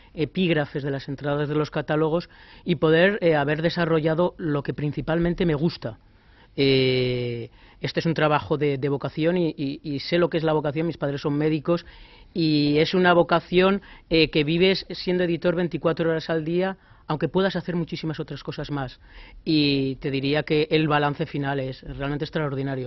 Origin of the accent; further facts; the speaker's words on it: Zaragoza, Aragon, Spain; moved away as an adult; now in Madrid, Spain; Madrid soy, zaragozano